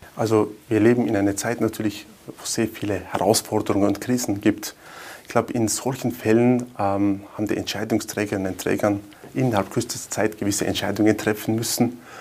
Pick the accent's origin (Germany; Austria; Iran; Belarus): Austria; Wörgl, Tyrol; Mörgl ist meine Heimatstadt, also meine Frau, meine zwei Kinder, meine Eltern leben auch in Wörgl